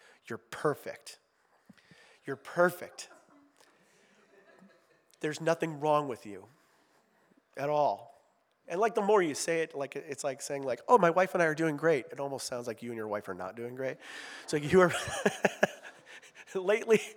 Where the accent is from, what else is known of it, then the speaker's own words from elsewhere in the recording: Ohio, United States; I'm from Ohio